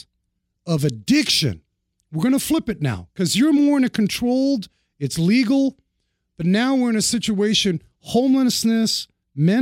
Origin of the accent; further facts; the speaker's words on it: New York City, New York, United States; I grew up in New York City.